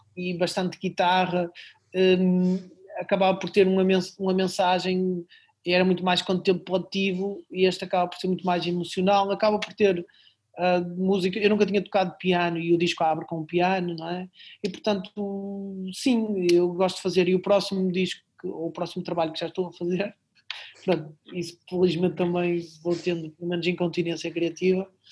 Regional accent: Barcelos, Norte, Portugal; now in Braga, Portugal; na minha terra natal, em Barcelos.

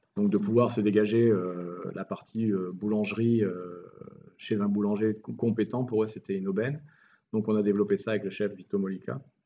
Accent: France; moved away as an adult; also born or lived in Morocco; now in Italy; je suis français

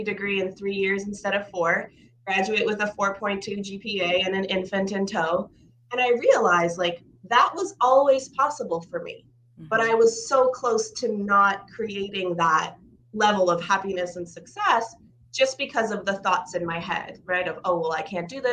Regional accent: Canada; also born or lived in Ukraine; So I am originally from Ukraine, which means a lot more now to people than it did a couple of years ago, but we had immigrated to Canada when I was 2 years old

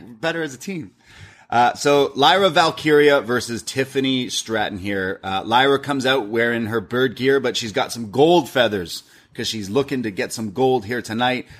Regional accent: Canada; I'm Canadian

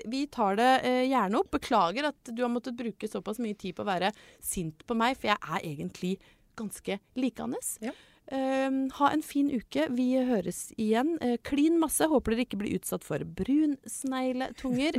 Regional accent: Brøttum, Innlandet, Norway; moved away; min kjærleik til hjembygda mi

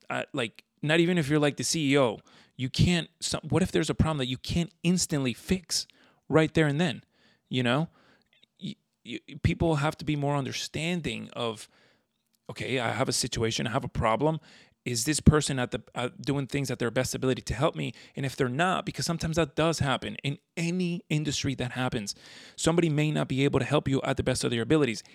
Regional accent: South Florida, United States; also born or lived in Venezuela; I've grown up in South Florida

